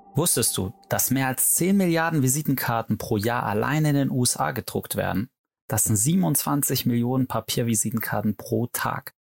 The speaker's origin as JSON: {"language": "German", "town": "Stuttgart", "region": "Baden-Württemberg", "country": "Germany", "said": "Gegründet habe ich Lemon mit meiner Mitgründerin Anna Lörzer in Stuttgart, wo ich auch herkomme"}